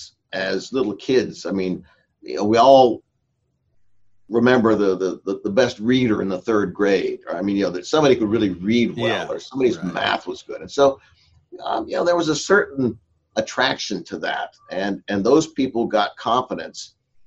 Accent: Escondido, California, United States; also born or lived in Orange, California / Vista, California; we moved to Escondido in 1956, and that's where I grew up

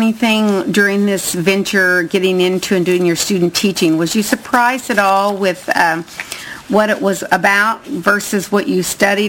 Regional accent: Indiana, United States; I'm from Indiana

